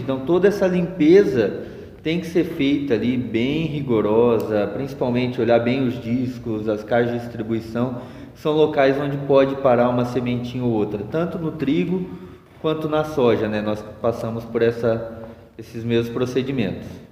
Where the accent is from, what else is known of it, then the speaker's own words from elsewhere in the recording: Londrina, Paraná, Brazil; moved away; Sou da região de Londrina